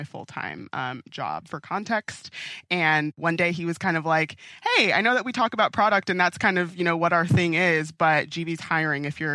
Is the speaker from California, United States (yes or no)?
yes; Long Beach, California, United States; moved away as an adult; also born or lived in New York; I grew up in Long Beach, California